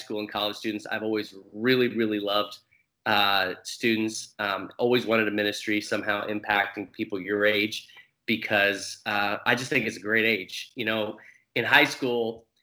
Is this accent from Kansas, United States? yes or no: yes; Hutchinson, Kansas, United States; I grew up in Hutchinson, Kansas, which is about 45,000 people